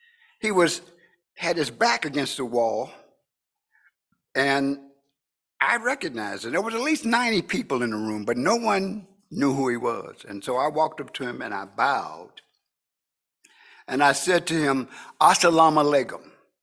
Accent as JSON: {"language": "English", "town": "Evansville", "region": "Indiana", "country": "United States", "tie": "born or raised there", "said": "I would fly from my hometown of Evansville, Indiana, to Indianapolis, Indiana."}